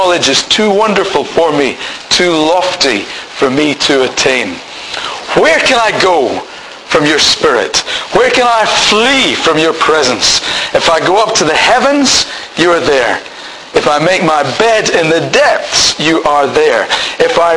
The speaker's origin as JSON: {"language": "English", "region": "Scotland", "country": "United Kingdom", "said": "I'm married to Pam. I'm Scottish."}